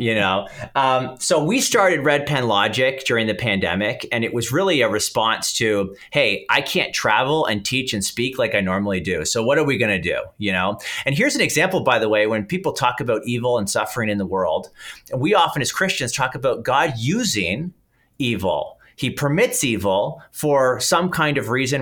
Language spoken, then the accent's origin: English; Canada; accent: Canadian; I'm Canadian, people will probably pick up the accent